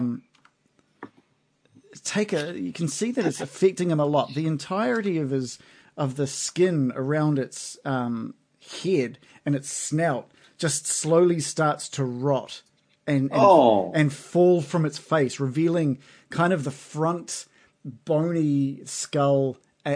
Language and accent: English; New Zealand